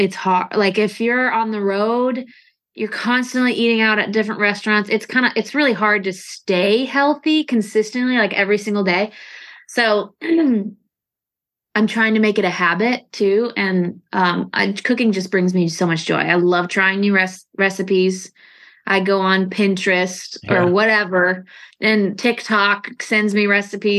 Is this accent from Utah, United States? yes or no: no; St. Louis, Missouri, United States; moved away; I'm from St. Louis